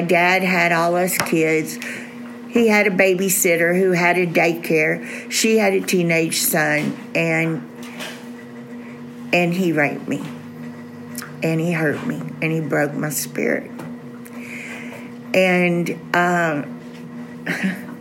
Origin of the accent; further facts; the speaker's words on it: Southeast Texas, United States; we're from Southeast Texas